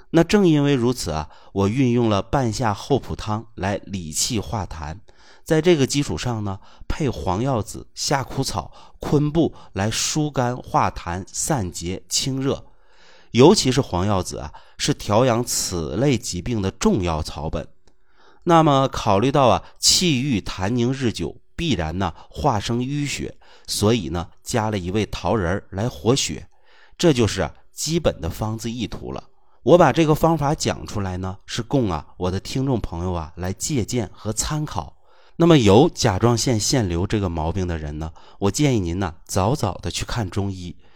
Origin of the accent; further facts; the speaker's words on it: China; 我们中国人的语言呐，其实是有学问的